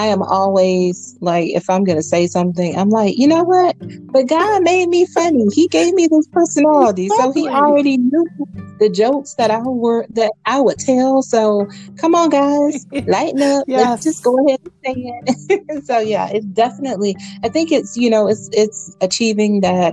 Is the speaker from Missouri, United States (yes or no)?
no; South Georgia, United States; I grew up in South Georgia, in a small town